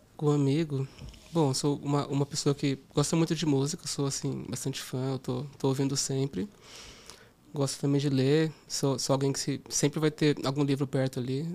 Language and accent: Portuguese; Campo Limpo Paulista, São Paulo, Brazil; also born or lived in Portugal; Eu cresci no interior de São Paulo, em uma cidade chamada Campo Limpo Paulista